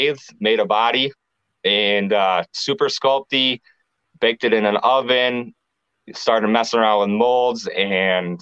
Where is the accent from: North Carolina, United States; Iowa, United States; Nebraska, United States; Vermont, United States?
Iowa, United States; Clear Lake; also born or lived in Cedar Rapids, Iowa; I moved back up to Clear Lake, and that's where there's a hometown